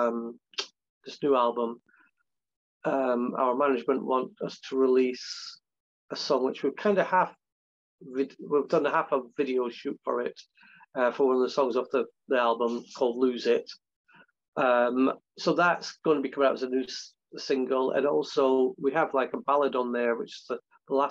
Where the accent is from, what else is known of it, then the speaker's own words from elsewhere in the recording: Scotland, United Kingdom; I'm Scottish